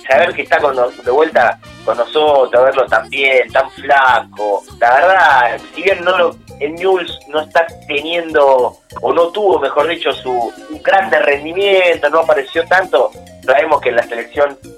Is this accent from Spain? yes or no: no; Argentina; venimos dulces los argentinos, eh, es, innegable